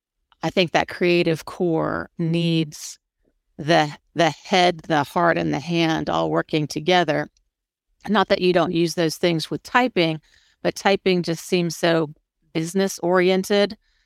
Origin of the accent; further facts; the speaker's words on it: Florida, United States; I'm from Florida.